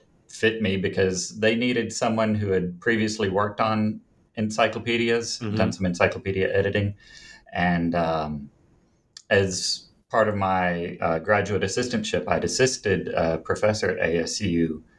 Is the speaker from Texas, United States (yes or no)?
no; Jonesboro, Arkansas, United States; I grew up in Jonesboro, Arkansas. It's in the northeastern corner. Mm-hmm. Currently live in Little Rock.